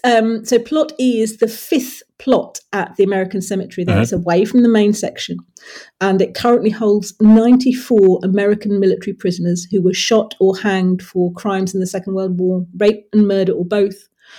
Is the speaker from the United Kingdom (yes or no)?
yes; Norfolk, East of England, United Kingdom; I am from Norfolk.